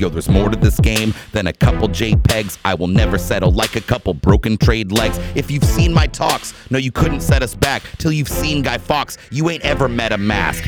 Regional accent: United States; I, as an American

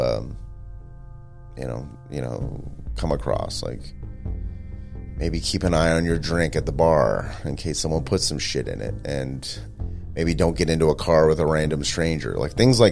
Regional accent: Stockton, California, United States; in Northern California near where I grew up in Stockton

